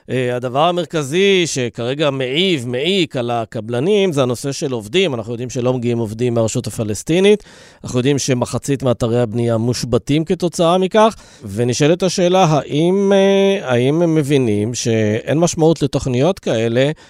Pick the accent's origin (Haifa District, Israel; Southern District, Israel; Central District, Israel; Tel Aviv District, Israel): Southern District, Israel; Dimona; moved away; אני הגעתי מדימונה.